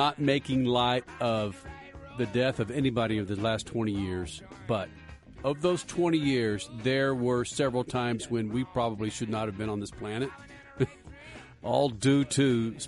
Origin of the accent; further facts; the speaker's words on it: the South, United States; accent: southern; I was probably like talking like this in my old southern accent